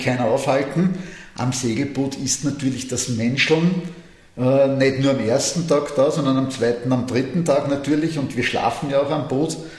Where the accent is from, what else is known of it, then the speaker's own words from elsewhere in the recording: Austria; als Österreicher